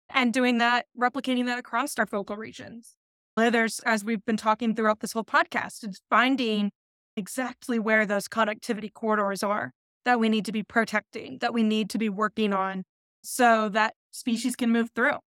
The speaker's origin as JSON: {"language": "English", "region": "Midwest", "country": "United States", "said": "And being a Midwesterner myself, I also know that a lot of Midwesterners leave the area and a lot of people move into the area."}